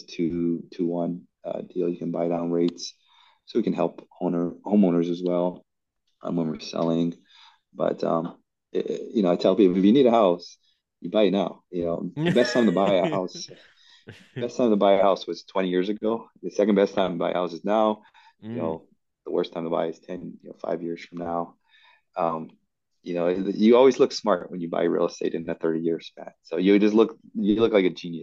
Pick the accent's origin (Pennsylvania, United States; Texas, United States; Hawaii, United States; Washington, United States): Hawaii, United States; I come from Hawaii